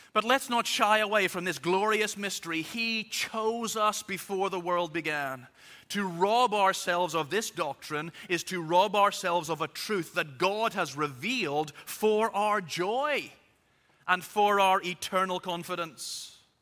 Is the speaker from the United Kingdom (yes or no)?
yes; Belfast, Northern Ireland, United Kingdom; I was born in Belfast, so I am officially both Irish and British.